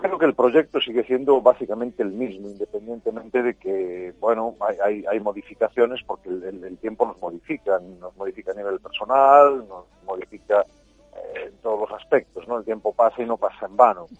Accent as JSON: {"language": "Spanish", "region": "Galicia", "country": "Spain", "said": "cómo somos los gallegos"}